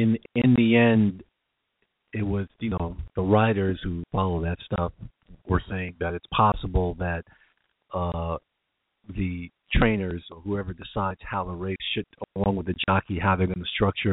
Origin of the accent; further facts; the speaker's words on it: New York, United States; Growing up in New York and in the late 70s